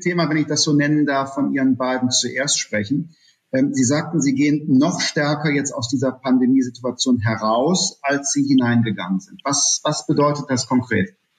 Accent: Germany; in unserem Land

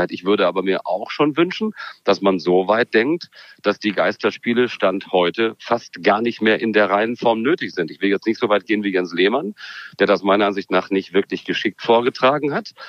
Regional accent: Germany; aber ich trage die Maske natürlich vorbildlich trotzdem. Dafür sind wir Deutsche.

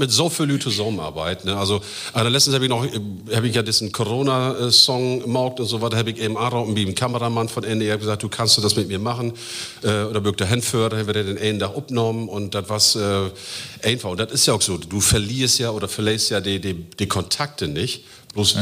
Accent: Emsland, Lower Saxony, Germany; moved away as an adult; now in Osnabrück, Germany; geboren hier in Emsland, also das ist Heimat

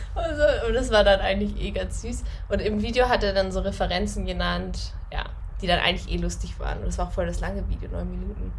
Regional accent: Northern Germany, Germany; accent: Hochdeutsch; moved away as an adult; now in Austria; ich komme ja aus Norddeutschland, also Hochdeutsch

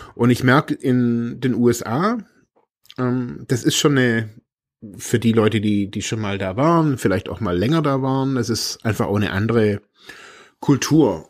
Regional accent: Germany; bin aus Deutschland

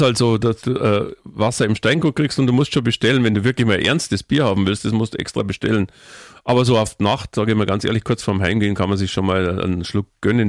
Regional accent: Munich, Bavaria, Germany; Ich bin ein Stadtkind, meine Frau ist ein Stadtkind, wir sind in der Stadt geboren und wir leben gerne in der Stadt

